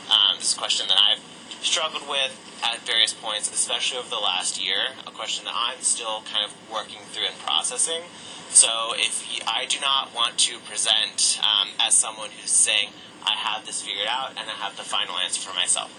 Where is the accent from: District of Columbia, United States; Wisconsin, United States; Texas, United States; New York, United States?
Texas, United States; College Station; I'm originally from College Station, Texas. Grew up there. It's a college town. Just for context, very conservative, very Republican. I went to a little, like, podunk Catholic school there that I really actually loved.